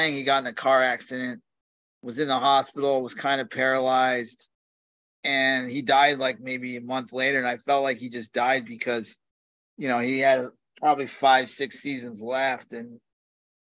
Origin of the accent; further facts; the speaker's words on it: Northeast, United States; I grew up in the Northeast